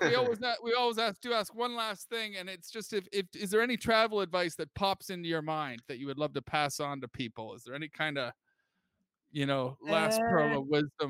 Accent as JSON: {"language": "English", "region": "Scotland", "country": "United Kingdom", "accent": "Scottish", "moved": "yes", "lives_now": "Los Angeles, United States", "said": "I don't want to be me with my Scottish accent."}